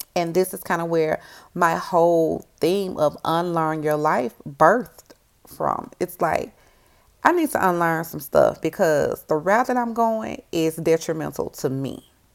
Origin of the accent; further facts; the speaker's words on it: Memphis, Tennessee, United States; I'm a girl from Memphis